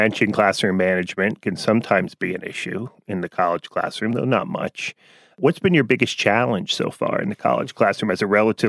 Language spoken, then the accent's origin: English; New Jersey, United States; our first patron from my home state of New Jersey.